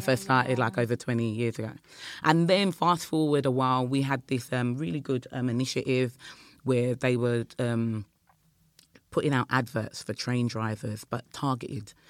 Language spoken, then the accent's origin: English; Croydon, London, United Kingdom; we're from South London, Croydon